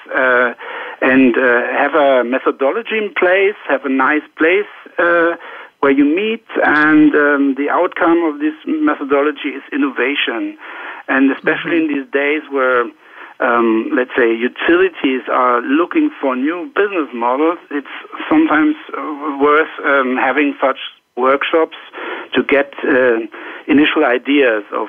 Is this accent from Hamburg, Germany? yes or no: no; Bavaria, Germany; now in Walldorf, Germany; I'm from Bavaria, so the beer drinking county